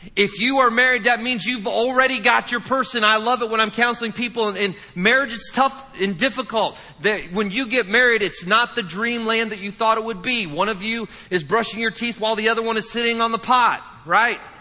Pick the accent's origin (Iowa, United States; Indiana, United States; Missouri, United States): Indiana, United States; I'm from the Midwest. I'm from the great state of Indiana